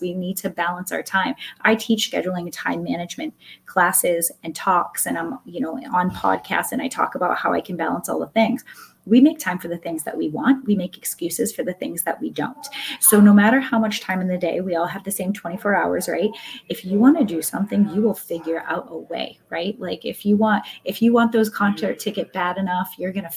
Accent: Massachusetts, United States; I'm from Massachusetts

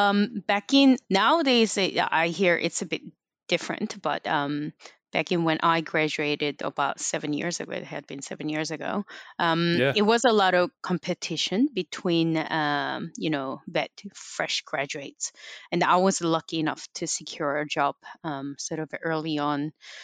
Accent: Canada; moved away as an adult; Well, I came from Canada and I didn't have any family. So basically I came here by myself to study.

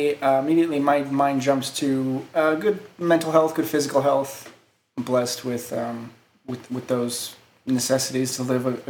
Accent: Colorado, United States; being a Colorado Native myself

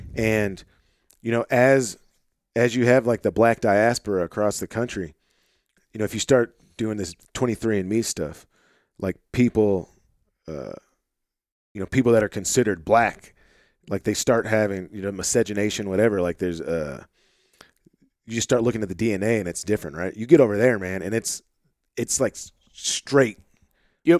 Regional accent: Northwest Arkansas, United States; accent: Northwest Arkansas / Delta mix; Like Northwest Arkansas, my accent is really some weird conglomeration of the amount of time I've spent in the Delta

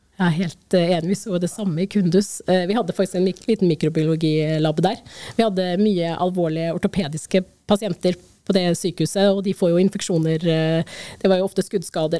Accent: Norway

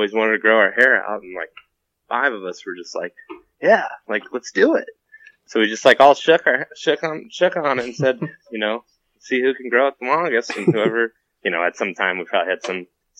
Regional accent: Western Ohio, United States; I grew up in Western Ohio and started hunting when I was real little.

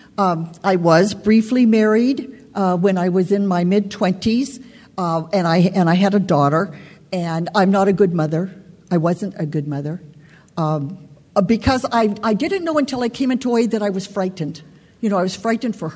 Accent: San Fernando Valley, California, United States; I'm from the San Fernando Valley

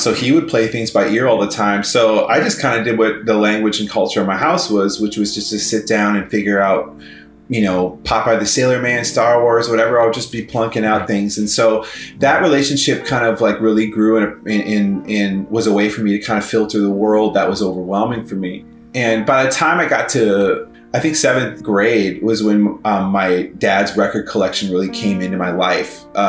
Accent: Midwest, United States; And as a Midwesterner, I would also ski with my mom or with my dad and my brother.

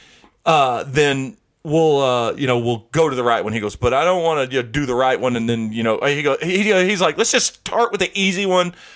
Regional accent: Charleston, United States; a couple times in my life growing up in Charleston, I got stabbed.

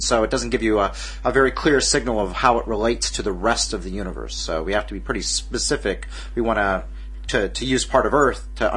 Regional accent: Alaska, United States; I worked for the National Weather Service up where I grew up in Alaska

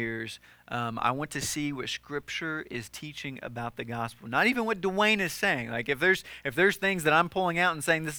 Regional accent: the South, United States; when I was growing up in the South

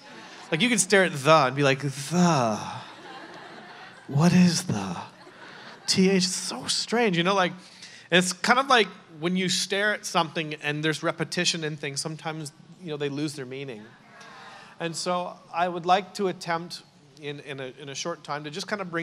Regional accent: Canada; also born or lived in New York, United States; now in Newport Beach, United States; I'm Canadian

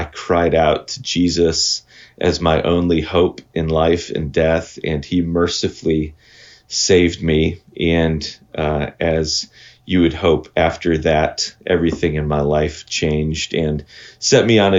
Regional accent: Terre Haute, Indiana, United States; born there; also born or lived in Michigan / Minnesota / Wisconsin; I was born in Terre Haute, Indiana, but then my family moved all throughout the Midwest when I was growing up. So we lived in Michigan, Minnesota, Indiana for a second time, then Wisconsin for about 15 years.

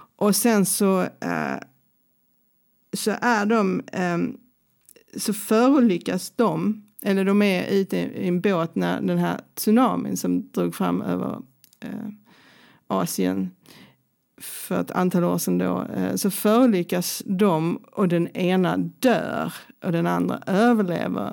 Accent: Helsingborg, Skåne, Sweden; moved away as an adult; also born or lived in Stockholm; now in Lund, Sweden; jag är från Helsingborg

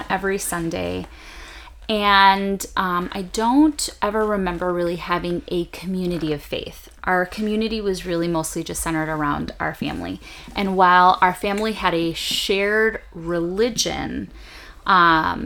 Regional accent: Chicago, Illinois, United States; I grew up on the northwest side of Chicago, with a really big extended family

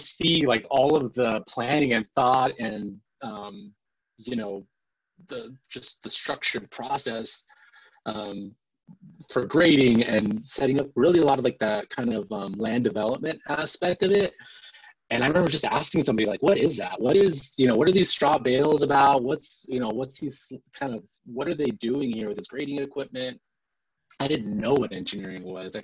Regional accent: El Centro, California, United States; moved away as an adult; also born or lived in San Diego; now in Seattle, United States; I was born and raised in El Centro, California, which is an Imperial County, not on the coast

